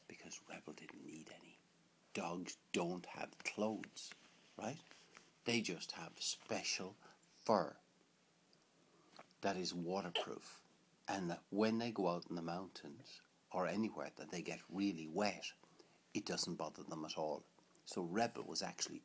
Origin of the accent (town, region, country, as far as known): Limerick, Munster, Ireland; born or raised there